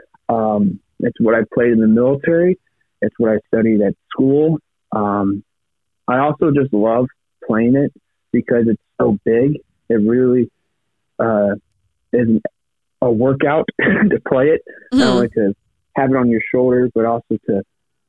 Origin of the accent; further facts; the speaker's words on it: Quincy, Illinois, United States; I was born and raised in Quincy, Illinois, which is right on the Mississippi River.